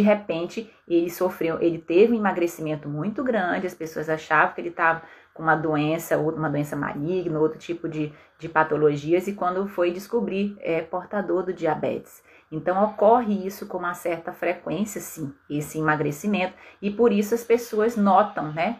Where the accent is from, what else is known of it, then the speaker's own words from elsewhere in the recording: Belém, Pará, Brazil; na minha cidade natal, em Belém